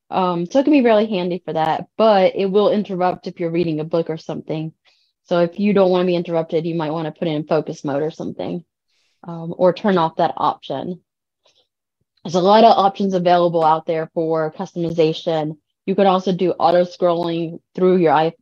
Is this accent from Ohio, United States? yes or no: no; Cajun, Louisiana, United States; Well, French is my second language. I'm Cajun, so I learned that very early on